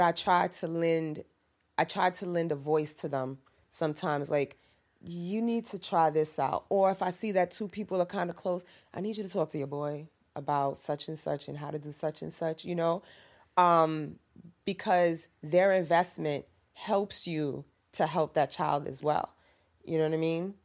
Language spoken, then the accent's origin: English; New York City, New York, United States; also born or lived in Harlem, New York; I'm from Harlem, yes, and I grew up in Lakeview, and I'm back here in East Harlem again